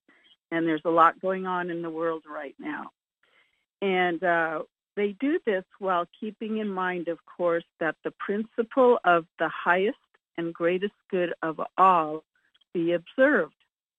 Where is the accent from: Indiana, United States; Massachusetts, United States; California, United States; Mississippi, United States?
California, United States; Julian; from Julian, California.